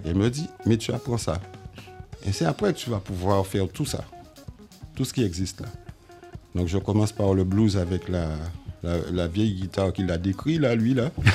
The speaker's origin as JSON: {"language": "French", "area": "Marie-Galante", "country": "Guadeloupe", "tie": "born or raised there", "lives_now": "Pointe-à-Pitre, Guadeloupe", "said": "je suis né à Pointe-à-Pitre, mais j'ai été élevé à Marie-Galante"}